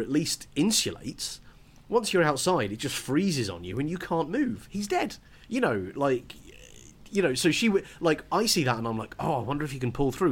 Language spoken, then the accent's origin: English; United Kingdom; because I'm British